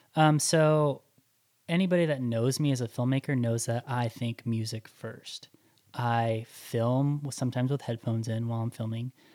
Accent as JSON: {"language": "English", "town": "Los Angeles", "region": "California", "country": "United States", "tie": "born or raised there", "said": "born and raised in Los Angeles"}